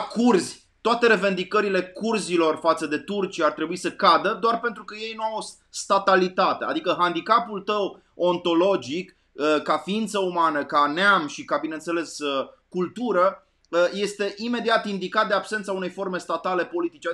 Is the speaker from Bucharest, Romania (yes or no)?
no; Arad, Arad County, Romania; eu am copilărit la Arad